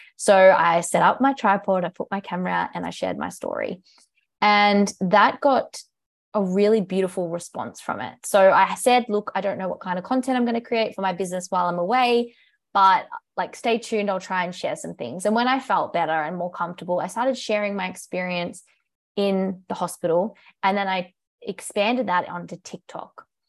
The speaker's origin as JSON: {"language": "English", "country": "Australia", "accent": "British", "moved": "yes", "said": "I'm from Australia, if you can tell by my accent. Maybe not, I get British a little bit, but yes, I'm from Australia"}